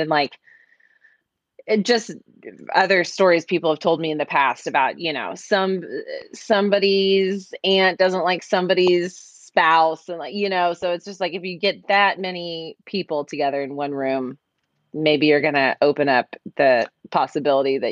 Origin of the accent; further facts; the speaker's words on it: Austin, Texas, United States; I grew up in Austin and then I went to UT, so most of my friends still lived here anyway